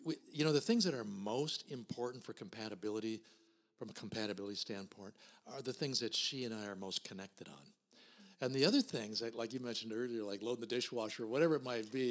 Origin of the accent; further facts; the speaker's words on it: Minnesota, United States; I was born and raised here in Minnesota in a small town